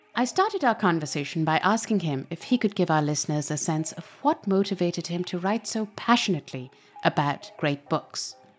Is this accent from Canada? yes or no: no; Pakistan; my own experience growing up in Pakistan